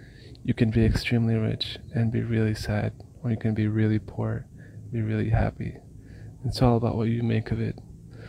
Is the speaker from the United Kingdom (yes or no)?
no; Malaysia; I was born and raised in Malaysia. And even though I'm from Palestine, I always felt like I was an outcast